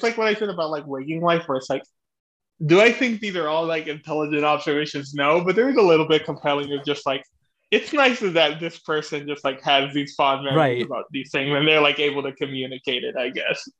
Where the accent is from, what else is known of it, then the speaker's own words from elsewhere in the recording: Houston, Texas, United States; you could have just asked me to guess what growing up in Houston in the 60s was